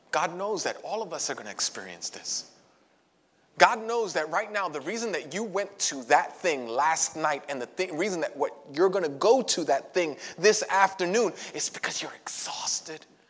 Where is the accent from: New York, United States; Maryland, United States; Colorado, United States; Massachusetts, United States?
New York, United States; New York City; I grew up in Brooklyn